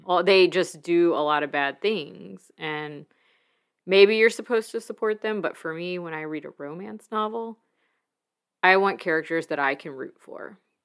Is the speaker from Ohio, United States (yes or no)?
no; Mobile, Alabama, United States; growing up in Mobile near water